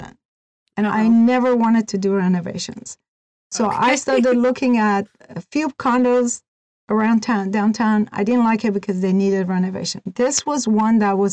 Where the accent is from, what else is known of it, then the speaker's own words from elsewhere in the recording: Iran; moved away as an adult; also born or lived in California / Oregon; now in United States; I was born and raised in Iran. I was 18 when I came to the United States